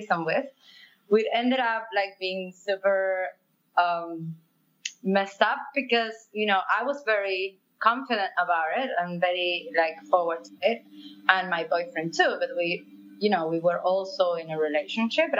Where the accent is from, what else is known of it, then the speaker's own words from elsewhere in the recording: Argentina; English is a second language; moved away as an adult; now in Barcelona, Spain; I'm from South America and I was raised in Argentina. I live in Barcelona for 8 years now.